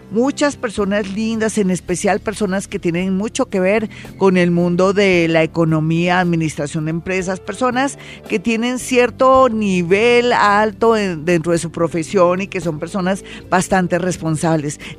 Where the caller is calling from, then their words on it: Barcelona, Catalonia, Spain; Florita, buenos días, te salí de Barcelona